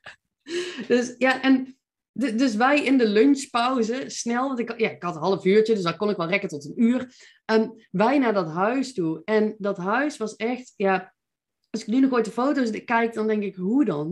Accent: Veldhoven, North Brabant, Netherlands; moved away as an adult; also born or lived in Eindhoven; now in Nijmegen, Netherlands; Ik ben eh, geboren en getogen in Veldhoven

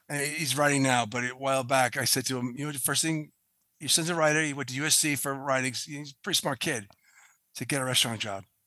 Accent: Boston, Massachusetts, United States; I'm from Boston, so I use Patriots

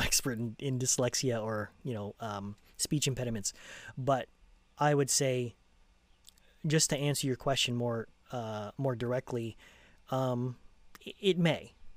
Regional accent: United States; also born or lived in Los Angeles County, California; I'm American

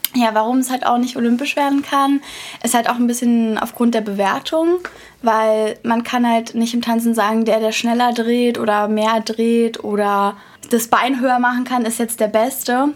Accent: Berlin, Germany; Doch, ich bin Urberliner. Cool. Hier, hier geboren.

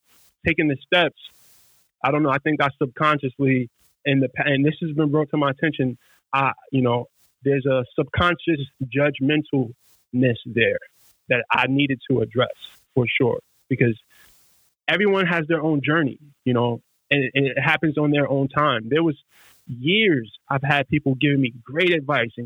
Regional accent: New York City, New York, United States; I'm from Brownsville, Brooklyn, which is one of literally the worst neighborhoods in America

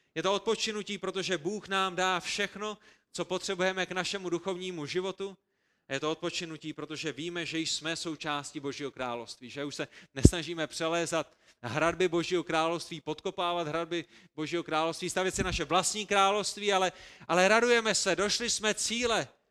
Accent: Prague, Czechia; A my, kteří jsme vyrůstali v Praze

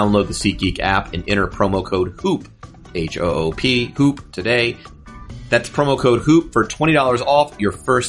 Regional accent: the South, United States; accent: southern; I was the one southern kid, and I got kidded for my accent. And it was that summer because, like, I had a southern accent.

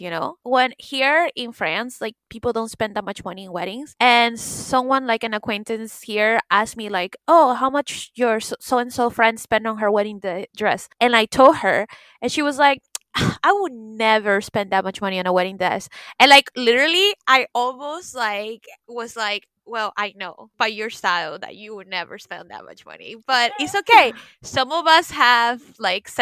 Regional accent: the South, United States; I'm from the South

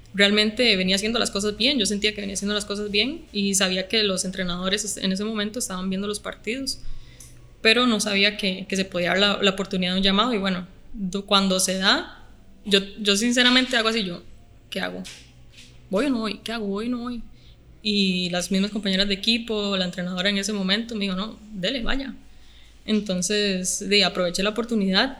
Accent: Guadalupe, San José, Costa Rica; also born or lived in Alajuela; yo nací en Alajuela, pero toda mi vida he vivido en Guadalupe, San José

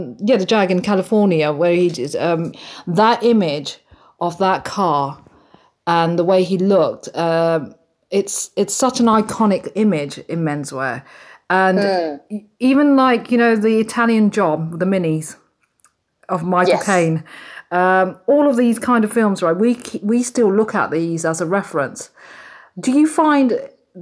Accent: United Kingdom; I'm British Indian.

